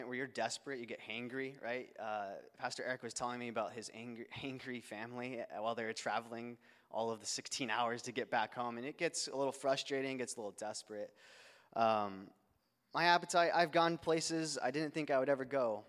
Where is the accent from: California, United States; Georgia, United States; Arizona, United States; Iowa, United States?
Arizona, United States; Phoenix; I'm from Phoenix, Arizona